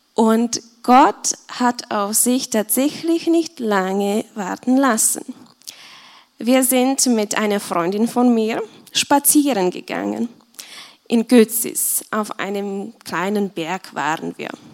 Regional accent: Czechia; moved away as an adult; now in Austria; ich komme aus Tschechien und ich bin seit dreieinhalb Jahren hier in Österreich

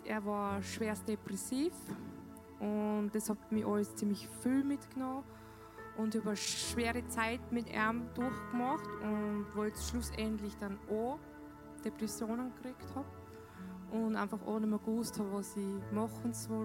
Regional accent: Dornbirn, Vorarlberg, Austria; ich komme aus Dornbirn

